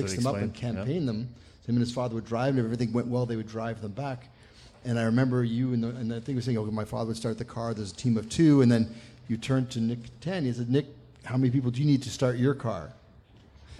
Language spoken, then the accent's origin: English; Canada; I'm from Canada